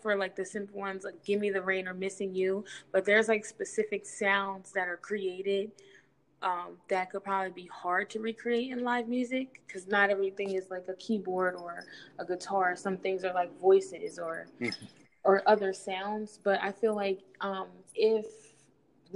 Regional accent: Wilmington, Delaware, United States; I'm from Wilmington, Delaware

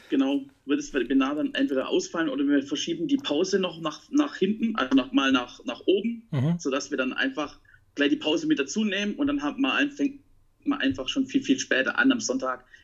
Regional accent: Baden-Württemberg, Germany; Ich bin Schwabe. und als Schwabe ist man Pfennigwuchser.

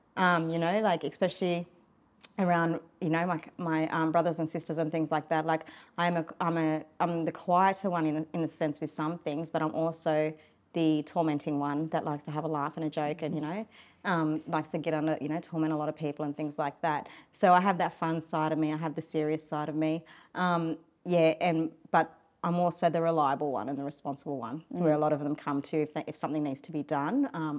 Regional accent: Sydney, New South Wales, Australia; we do still practice our cultural law and our cultural customs mm-hmm. Growing up in Sydney.

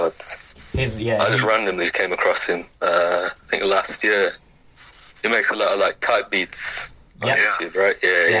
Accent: Birmingham, West Midlands, United Kingdom; I'm from Birmingham.

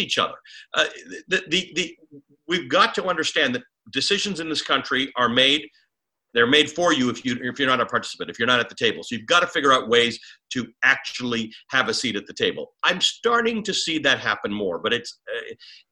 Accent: Canada; also born or lived in Kenya; now in United States; I'm a Kenyan-born Muslim who grew up in Canada.

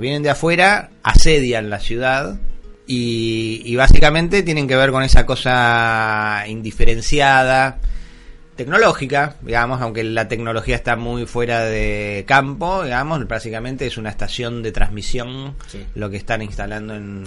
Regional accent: Argentina; lo que somos los argentinos

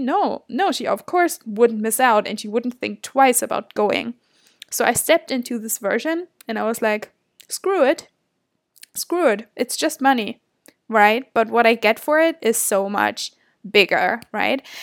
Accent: Germany; moved away as an adult; now in Toronto, Canada; I'm obviously from Germany.

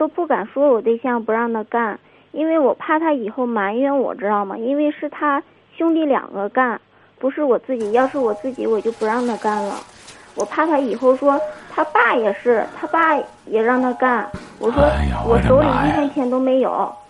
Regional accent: Shandong, China; 我家是山东的。

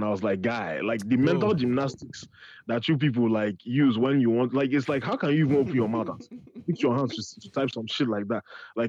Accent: Nigeria; Well, then again, we're Nigerian and we're the white people of Africa.

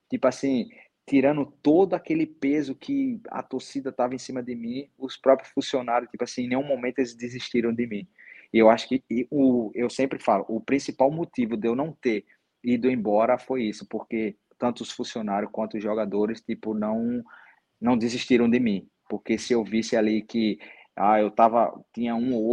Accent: Northeast Region, Brazil; O outro clube era do Nordeste também, eu sou nordestino, eu conheço o futebol do Nordeste

